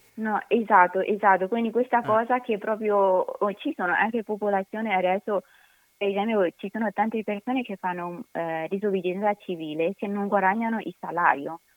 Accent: Myanmar; now in Italy; Noi birmani

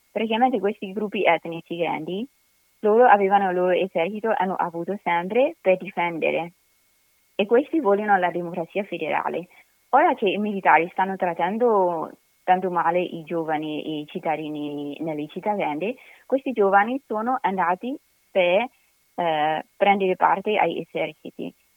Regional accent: Myanmar; now in Italy; Noi birmani

